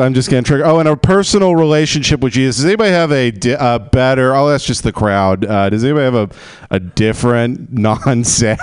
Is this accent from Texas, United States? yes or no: yes; Texas, United States; now in Los Angeles, United States; I grew up in Texas in the oil fields